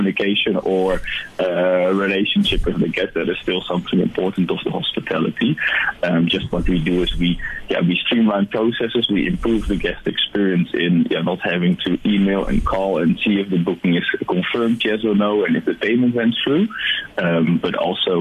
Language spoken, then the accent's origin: English; Netherlands; now in South Africa; You can hear I'm from the Netherlands, or I don't know if you could hear it, but I'm from a different country. I immigrated here.